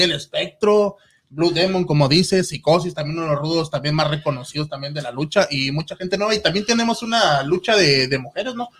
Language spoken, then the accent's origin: Spanish; Ciudad Juárez, Chihuahua, Mexico; now in Houston, United States; yo soy de Ciudad Juárez, iba al José Neri Santo